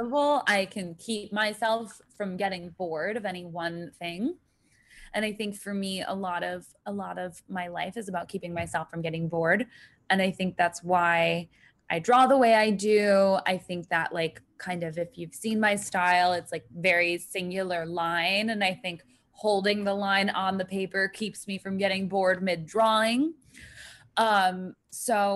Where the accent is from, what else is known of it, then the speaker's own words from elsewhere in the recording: New York, United States; I am from New York